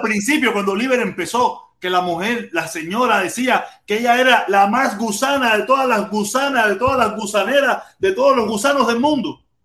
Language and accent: Spanish; Pinar del Río, Cuba; moved away as an adult; yo soy pinareño